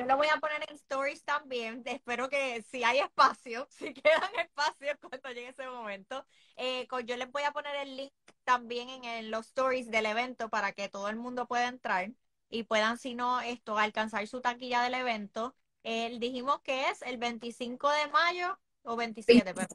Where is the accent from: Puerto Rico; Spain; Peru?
Puerto Rico; nosotros como puertorriqueños